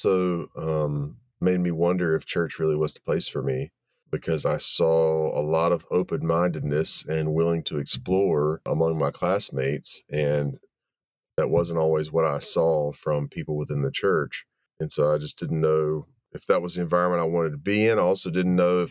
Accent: Wilmington, North Carolina, United States; also born or lived in Chapel Hill, North Carolina; I grew up in Wilmington, North Carolina, which is on the coast of North Carolina

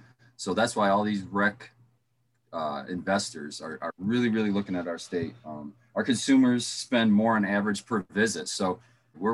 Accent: Michigan, United States; I'm from Michigan

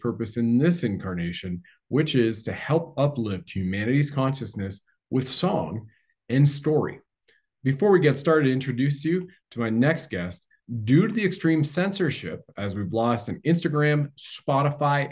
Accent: Canada

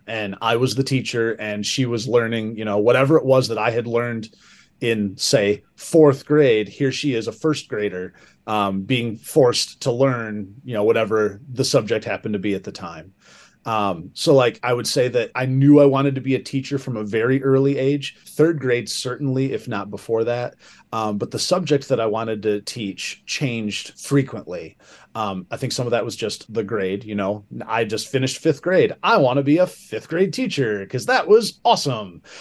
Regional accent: Sturgis, Michigan, United States; also born or lived in Saugatuck, Michigan; growing up in Sturgis

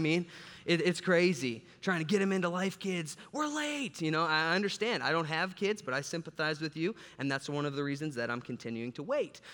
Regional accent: Chicago, Illinois, United States; moved away; I'm from Chicago

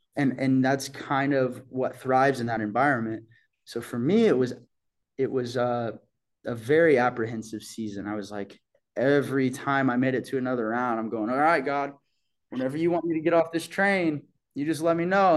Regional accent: Bixby, Oklahoma, United States; moved away; that's how I remember my hometown, you know, um, that's what I think about when I, when I think about home is just like this perfect pace of life to grow up

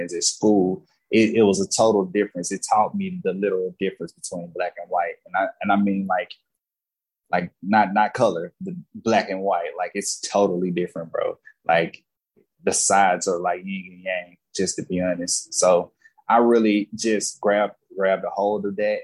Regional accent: Jackson, Mississippi, United States; now in Los Angeles, United States; I'm from Jackson, Mississippi.

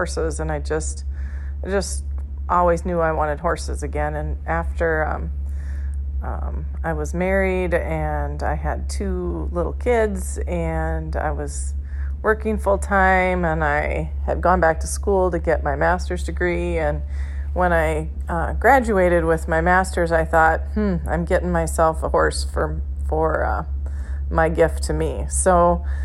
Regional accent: Motley, Minnesota, United States; I'm from Motley, Minnesota, which is in north central Minnesota

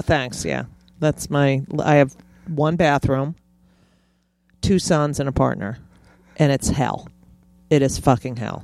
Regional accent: New York, United States; I'm a New Yorker

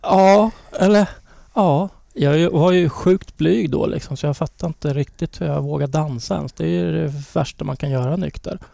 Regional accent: Linköping, Östergötland, Sweden; vi är från Linköping

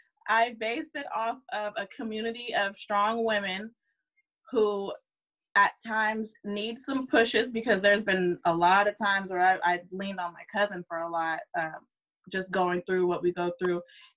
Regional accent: California, United States; I grew up in a predominantly white, I grew up on Travis Air Force Base.

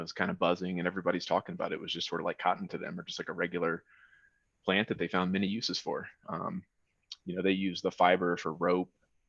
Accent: Colorado, United States; For those of you that don't know me … I'm from Colorado.

